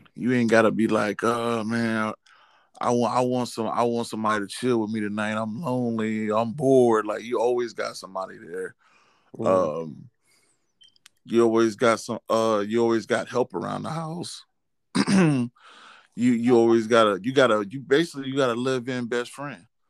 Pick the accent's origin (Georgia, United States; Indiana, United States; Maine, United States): Georgia, United States; I'm from Georgia